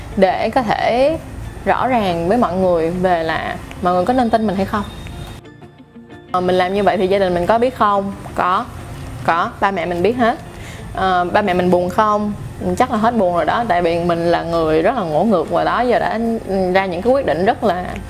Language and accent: Vietnamese; Ho Chi Minh City, Vietnam; mình lớn lên ở Sài Gòn mình sinh ra ở Sài Gòn nói chung là mình đã dành cả một cuộc đời của mình ở Sài Gòn